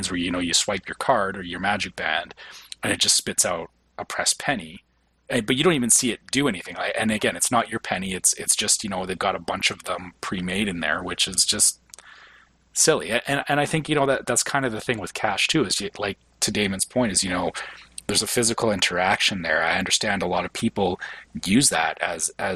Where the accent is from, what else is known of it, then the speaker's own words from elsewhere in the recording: Canada; as a Canadian, we don't even have pennies anymore